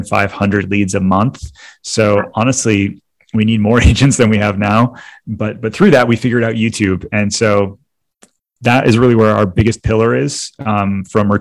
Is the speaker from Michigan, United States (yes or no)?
yes; Detroit, Michigan, United States; now in Orlando, United States; I grew up in Detroit, Michigan